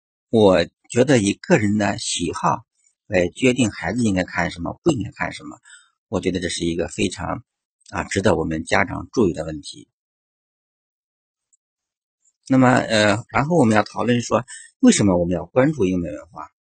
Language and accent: Chinese; China; 对我们中国人